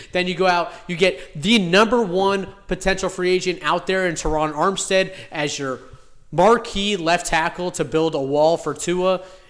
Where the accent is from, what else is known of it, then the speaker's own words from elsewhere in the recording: Miami, Florida, United States; This is what happens when you come into, when you call yourself the king of Miami, and I am born and raised in Miami.